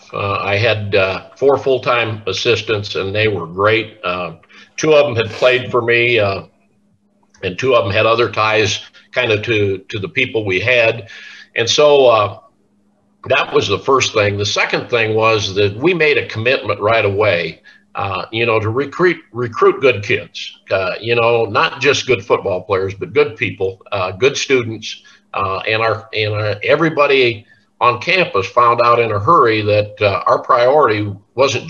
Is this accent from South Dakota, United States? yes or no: yes; South Dakota, United States; moved away; also born or lived in Iowa / Texas / Maryville, Missouri; coming from growing up in South Dakota and coming from Iowa